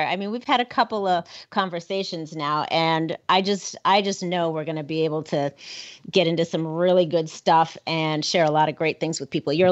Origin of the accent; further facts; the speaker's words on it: Minnesota, United States; now in Cody, United States; born and raised in Minnesota, so even closer um, to Nebraska than over here in Cody, Wyoming.